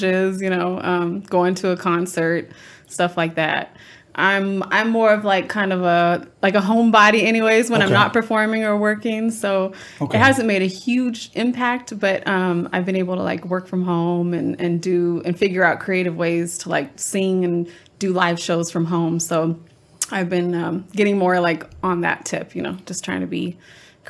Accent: Los Osos, California, United States; moved away as an adult; also born or lived in Oceano, California; I grew up in Los Osos. I moved there when I was 3. It's a small little town. And I moved to Oceano.

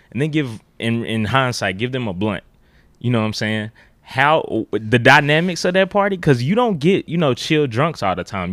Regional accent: Memphis, Tennessee, United States; I grew up uh, Orange Mound, uh, Midtown, South Memphis

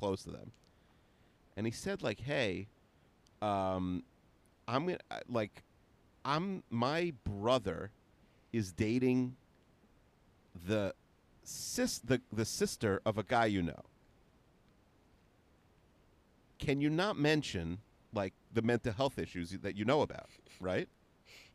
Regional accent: Woodmere, New York, United States; Where I grew up in Woodmere

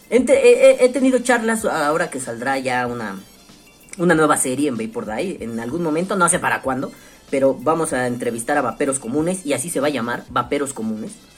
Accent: Mexico; aquí en mi país

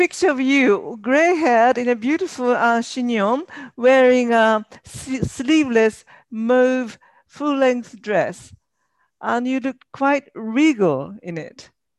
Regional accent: Tokyo, Japan; now in London, United Kingdom; I live in London, but I'm originally from Japan.

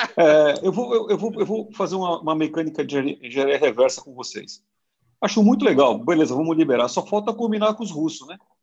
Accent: Brazil; eu sou brasileiro

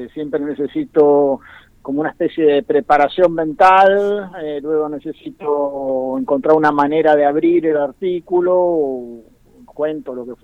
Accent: Bahía Blanca, Buenos Aires Province, Argentina; now in Buenos Aires, Argentina; siempre todos estos años, eh, desde que me fui de Bahía Blanca, vivo en Buenos Aires.

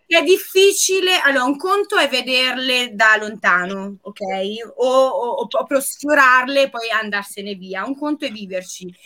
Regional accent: Apulia, Italy; also born or lived in London; io pugliese

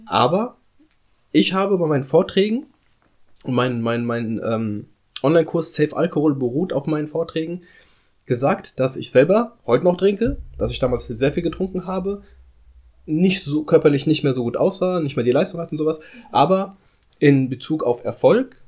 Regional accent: Frankfurt am Main, Hesse, Germany; Ich bin hier in Frankfurt am Main zur Schule gegangen

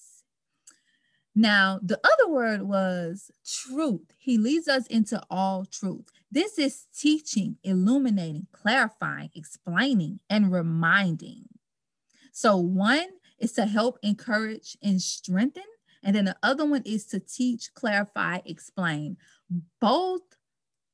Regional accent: Baton Rouge, Louisiana, United States; now in Dallas, United States; I am from Baton Rouge, Louisiana. I currently reside in Dallas, Texas

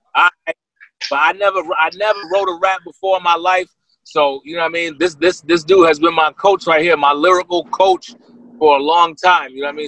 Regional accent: Yonkers, New York, United States; now in California, United States; I'm from Yonkers, New York. Born in New York City, raised in Yonkers.

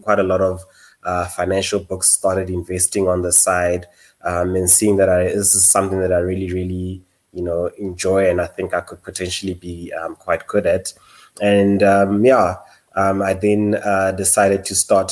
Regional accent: Potchefstroom, North West, South Africa; moved away as an adult; also born or lived in Rustenburg / Johannesburg; born in Rustenburg, but my parents sent me off very, very early on, to Potchefstroom, where I spent the next 12 years in terms of my schooling, attended Potch Boys

